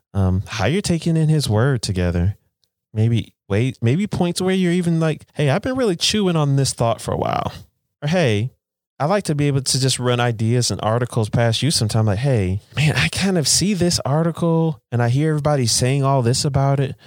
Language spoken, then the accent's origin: English; United States; I'm American, you live in America now